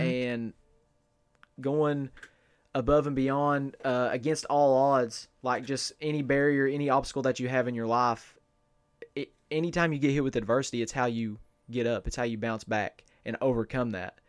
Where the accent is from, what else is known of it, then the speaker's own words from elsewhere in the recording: Inez, Kentucky, United States; I am from, born and raised in Ines, Kentucky, Martin County